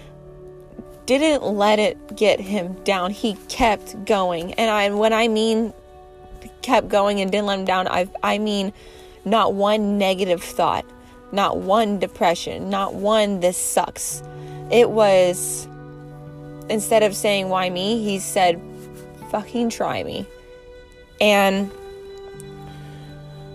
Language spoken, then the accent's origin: English; United States; I'm going to win in our hometown. I'm going to win in my hometown